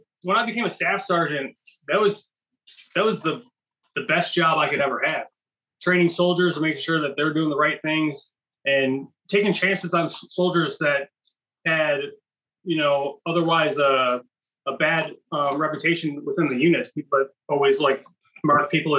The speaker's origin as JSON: {"language": "English", "town": "Buffalo", "region": "New York", "country": "United States", "moved": "yes", "said": "I'm originally from Buffalo, New York"}